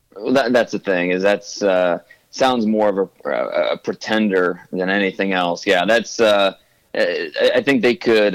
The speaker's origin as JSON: {"language": "English", "region": "Ohio", "country": "United States", "tie": "born or raised there", "also_born_or_lived": "Dallas area, Texas", "moved": "yes", "lives_now": "Dallas, United States", "said": "I grew up in Ohio, and then I moved to Texas, just north of Dallas"}